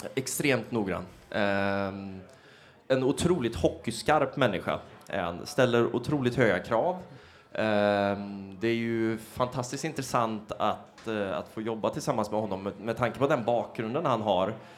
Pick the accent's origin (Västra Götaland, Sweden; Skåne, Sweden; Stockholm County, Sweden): Västra Götaland, Sweden; Trollhättan; jag är från Trollhättan från första början